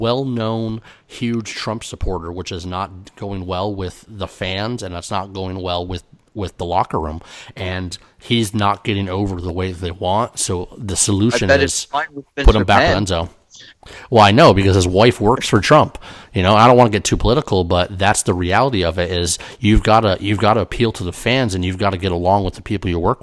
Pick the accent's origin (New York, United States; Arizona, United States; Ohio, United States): New York, United States; I'm from New York